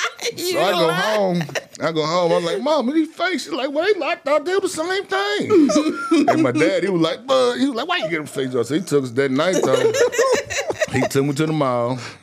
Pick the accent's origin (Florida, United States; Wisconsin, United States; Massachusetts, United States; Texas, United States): Texas, United States; Dallas; I'm from Oak Cliff